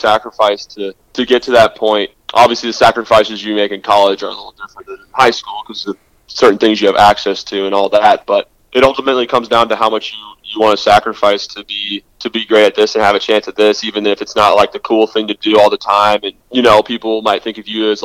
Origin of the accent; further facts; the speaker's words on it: Houston, Texas, United States; I grew up in Houston